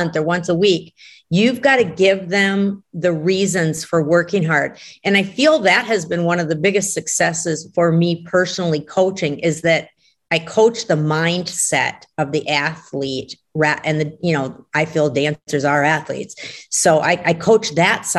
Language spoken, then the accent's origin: English; Brainerd, Minnesota, United States; Brainerd, which is my hometown